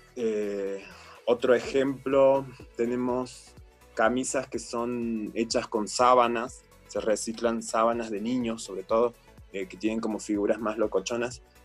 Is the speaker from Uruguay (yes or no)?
no; Córdoba, Argentina; moved away as an adult; now in Chiapas, Mexico; Córdoba, la ciudad donde yo nací